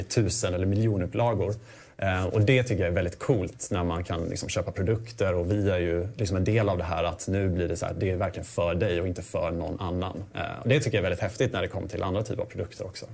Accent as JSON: {"language": "Swedish", "region": "Småland", "country": "Sweden", "said": "så kommer jag faktiskt från Småland. Jag kommer från en gård"}